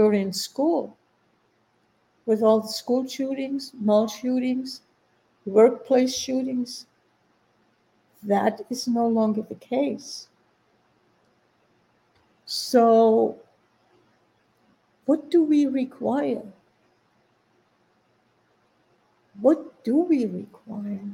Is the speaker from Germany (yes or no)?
yes; Germany; now in United States; I grew up in Germany